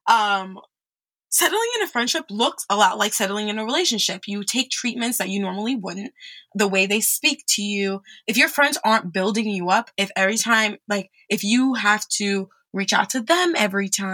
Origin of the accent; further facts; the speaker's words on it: New York, United States; moved away as an adult; also born or lived in France; now in Texas, United States; I'm from New York